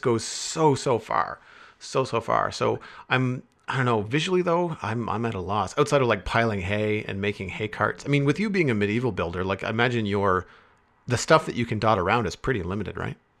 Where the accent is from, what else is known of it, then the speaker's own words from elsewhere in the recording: Canada; me being Canadian